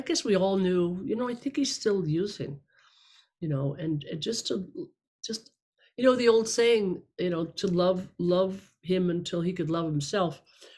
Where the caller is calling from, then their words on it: Los Angeles, California, United States; I'm a regular house and garden variety alcoholic, zooming in from Los Angeles.